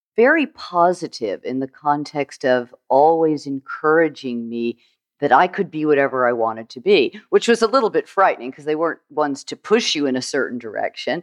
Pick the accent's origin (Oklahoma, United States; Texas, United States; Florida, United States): Florida, United States; St. Petersburg; also born or lived in Fort Lauderdale, Florida; I grew up in Florida, actually, Saint Petersburg, Saint Petersburg, Florida